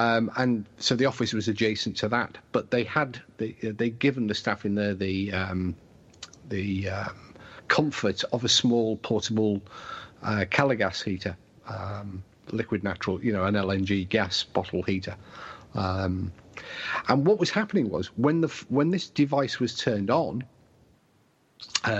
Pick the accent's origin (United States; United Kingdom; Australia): United Kingdom; England; we're English